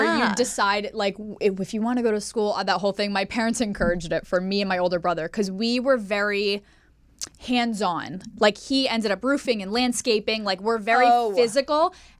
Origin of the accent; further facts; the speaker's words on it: Pennsylvania, United States; also born or lived in Staten Island, United States; So it's confusing because I was born in New York. I was born on Staten Island.